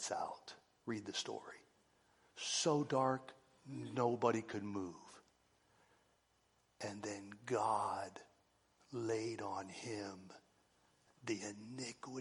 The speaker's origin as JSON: {"language": "English", "country": "United States", "said": "I'm an American"}